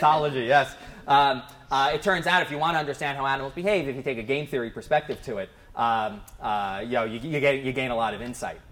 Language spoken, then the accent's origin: English; near Princeton, New Jersey, United States; I grew up near Princeton, New Jersey